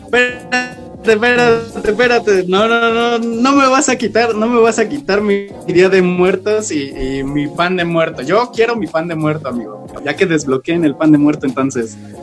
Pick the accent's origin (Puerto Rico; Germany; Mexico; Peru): Mexico